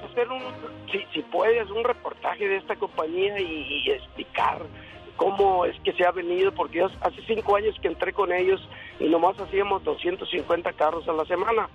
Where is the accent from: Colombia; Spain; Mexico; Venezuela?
Mexico; Culiacán, Sinaloa; now in Fremont, United States; soy de Culiacán, Sinaloa